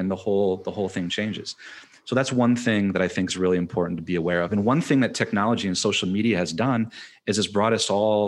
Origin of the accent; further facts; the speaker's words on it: Michigan, United States; I'm from Michigan.